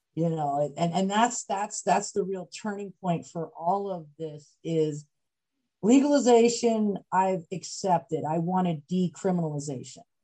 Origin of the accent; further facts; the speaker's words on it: Macungie, Pennsylvania, United States; I grew up in Pennsylvania um, and small, small town, Pennsylvania, town called Macungie